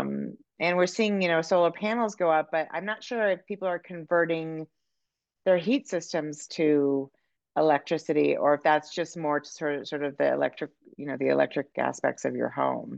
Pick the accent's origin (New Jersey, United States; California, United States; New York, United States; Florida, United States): California, United States; now in Montana, United States; I'm from California and I live in Montana